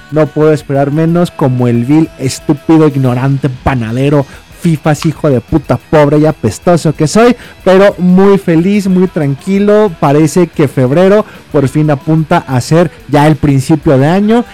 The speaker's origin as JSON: {"language": "Spanish", "country": "Mexico", "said": "a mí y al resto de México"}